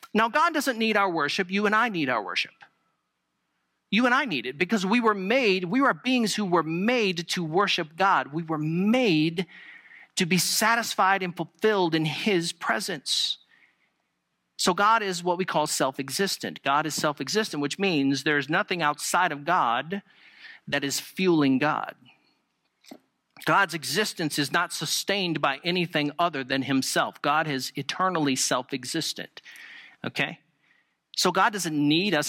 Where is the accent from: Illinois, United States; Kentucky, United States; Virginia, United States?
Virginia, United States; moved away; I was from Virginia